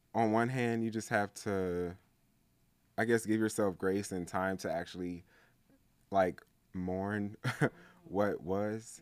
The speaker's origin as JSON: {"language": "English", "town": "Atlanta", "region": "Georgia", "country": "United States", "said": "I'm from Atlanta, specifically the East Side"}